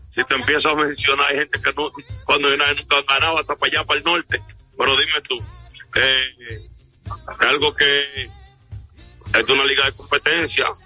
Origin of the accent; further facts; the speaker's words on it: La Vega, Dominican Republic; Yo lo que quiero, yo soy de La Vega y soy aguilucho de chiquitico.